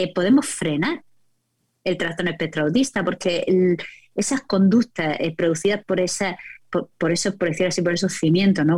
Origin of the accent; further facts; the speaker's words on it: Murcia, Region of Murcia, Spain; soy de Murcia, los reconocimientos de voz no funcionan conmigo.